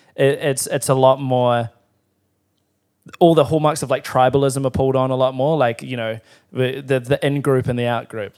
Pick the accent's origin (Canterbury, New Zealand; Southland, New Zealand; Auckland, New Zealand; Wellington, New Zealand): Canterbury, New Zealand; Timaru; I'm from Timaru